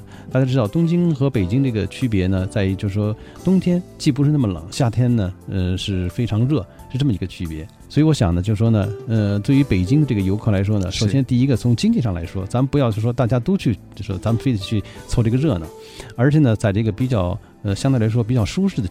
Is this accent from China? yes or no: yes; Beijing, China; 我们北京人去的话